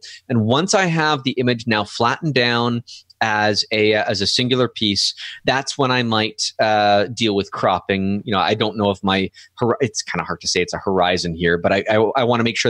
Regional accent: Canada; Doncom.ca and skycrystals.ca.ca, because I'm Canadian.

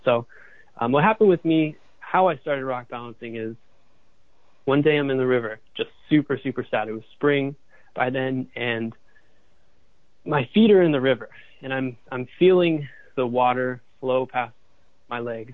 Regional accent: Boulder, Colorado, United States; moved away as an adult; also born or lived in San Francisco, California; I grew up in Boulder, Colorado, and we have amazing sunsets out there.

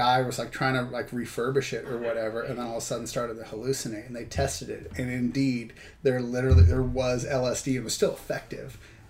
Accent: Washington, United States; So I grew up in Washington. My dad was, you know, got into hunting and fishing through my dad. And so spent a lot of years growing up. We had a cabin in Central Washington near Ellensburg

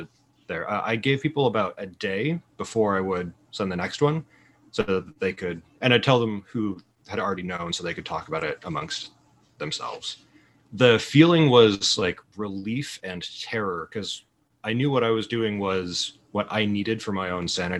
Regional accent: Provo, Utah, United States; I grew up in Provo, Utah

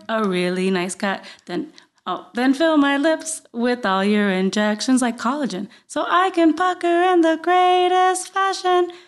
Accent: Guaynabo, Puerto Rico; accent: Puerto Rican; moved away as an adult; now in United States; I grew up in Guaynabo, Puerto Rico.

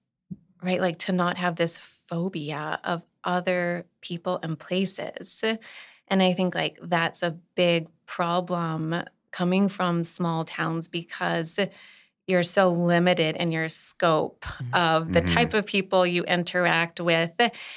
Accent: Eunice, Louisiana, United States; also born or lived in Northeast US; I was born and raised in Eunice, but got some cultivation in the Northeast. I feel like in the Northeast is where I really got like my voice.

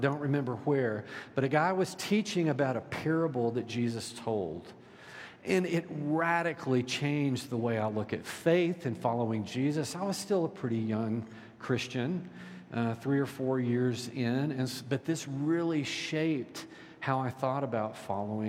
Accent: Deep South, United States; I was raised in the Deep South

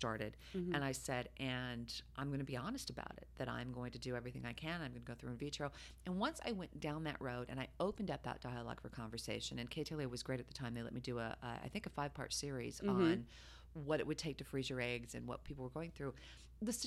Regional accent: Salt Lake City, Utah, United States; moved away as an adult; now in Los Angeles, United States; I grew up in Salt Lake City, Utah.

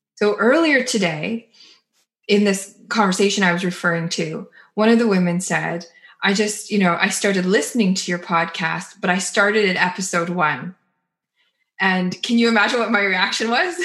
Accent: Canada; as the Canadian in the conversation

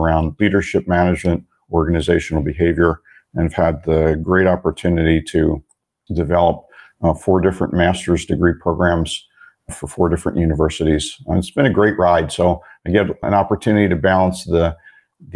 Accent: Philadelphia, Pennsylvania, United States; moved away as an adult; now in Phoenix, United States; I was born and raised in the Philadelphia area

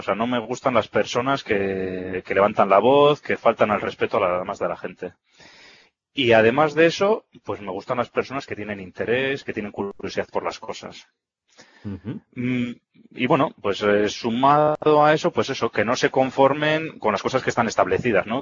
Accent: Vitoria-Gasteiz, Basque Country, Spain; yo ya sabes que soy de Vitoria

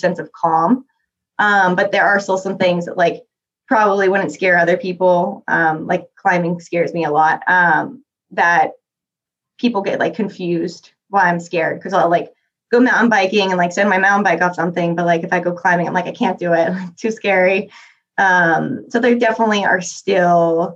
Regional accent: Florida, United States; now in Salt Lake City, United States; I grew up in Florida

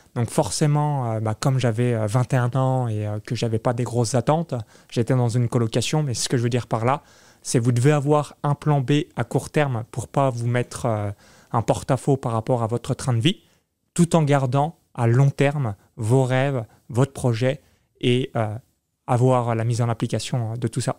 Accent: near Chalon-sur-Saône, Bourgogne-Franche-Comté, France; moved away as an adult; now in Tallinn, Estonia; j'ai grandi de 0 à 19 ans dans une ferme agricole à 20 km de Chalon-sur-Saône

